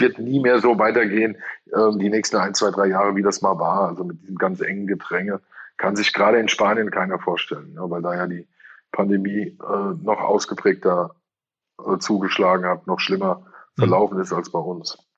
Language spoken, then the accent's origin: German; Hesse, Germany; bei uns in Hesse